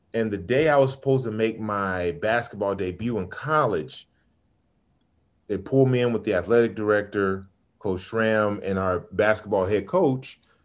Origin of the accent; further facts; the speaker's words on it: Sacramento, California, United States; also born or lived in Chicago / Birmingham, Alabama / Los Angeles / Inglewood; I grew up in Sacramento